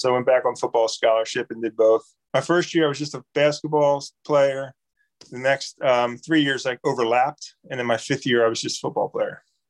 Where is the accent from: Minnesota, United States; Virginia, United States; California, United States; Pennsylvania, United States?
Pennsylvania, United States; Ridley Township; moved away as an adult; also born or lived in Darby, Pennsylvania; I grew up in Ridley Township, Pennsylvania, but I remember when I first got to UVA, they asked me, where you born? Well, I was born in Darby, and it was a town over.